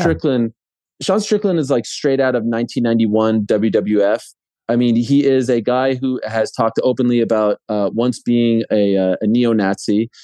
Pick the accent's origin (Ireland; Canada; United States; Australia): Canada; my country, my home country of Canada